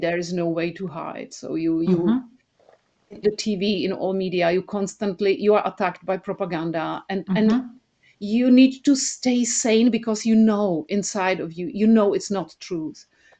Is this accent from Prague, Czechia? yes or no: yes; Prague, Czechia; I was born 1 year before the Soviets, before the invasion, before the Soviets came to our country on tanks and started slaughtering the people in Prague.